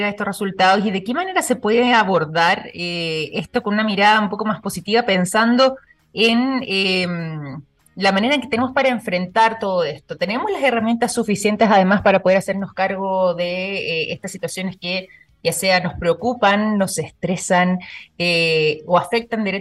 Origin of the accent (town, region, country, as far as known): Chile